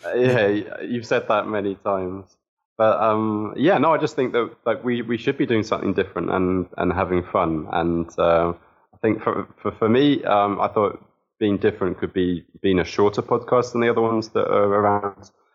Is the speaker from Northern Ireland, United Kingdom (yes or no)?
no; Southampton, South East England, United Kingdom; moved away as an adult; now in Moscow, Russia; I'm from Southampton. Uh, grew up there